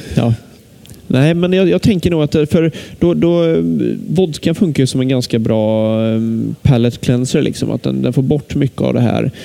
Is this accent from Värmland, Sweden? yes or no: no; Lidköping, Västra Götaland, Sweden; jag är från Lidköping